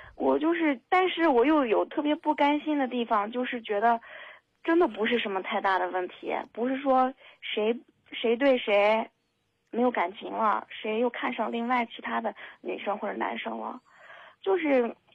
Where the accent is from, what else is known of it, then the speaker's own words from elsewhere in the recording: Henan, China; moved away as an adult; now in Xinjiang, China; 我是一个人在这边工作，我是河南人，但是我在新疆工作，也就是离家特别远